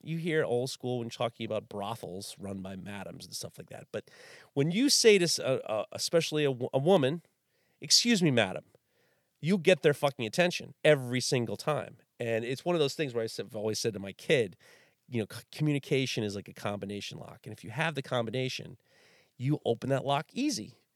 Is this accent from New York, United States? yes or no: yes; New York City, New York, United States; growing up in New York City in the early in the early 80s